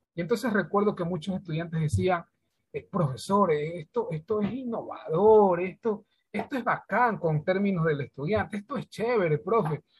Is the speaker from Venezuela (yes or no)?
no; Santa Elena, Ecuador; de acá de la provincia de Santa Elena.